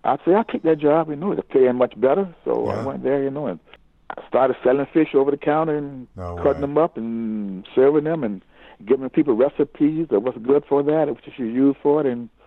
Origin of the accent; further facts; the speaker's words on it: Florida, United States; because I came from Florida, and I was around. Because they figured I was around fish.